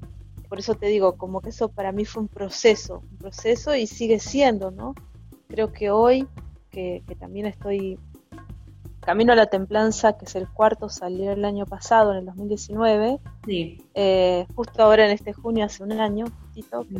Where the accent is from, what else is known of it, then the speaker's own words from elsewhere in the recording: González Catán, Buenos Aires Province, Argentina; yo crecí en, González Catán